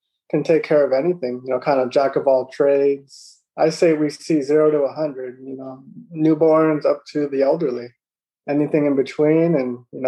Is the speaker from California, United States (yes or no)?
yes; San Francisco Bay Area, California, United States; moved away as an adult; also born or lived in New Jersey / Merced, California / Davis, California; now in Los Angeles, United States; I was born in New Jersey, moved to San Francisco Bay Area when I was 4 or 5, grew up there in the Bay